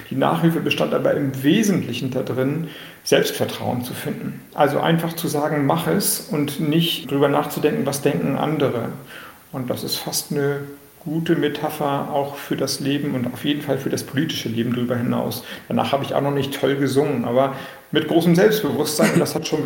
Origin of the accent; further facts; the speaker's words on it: Kiel, Schleswig-Holstein, Germany; ich komme aus Kiel, Heikendorf liegt bei Kiel